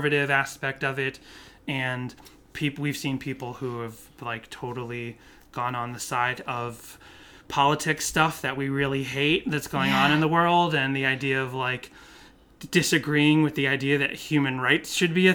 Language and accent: English; Boston, Massachusetts, United States; My parents used to take us to a Baptist church, but we grew up in Boston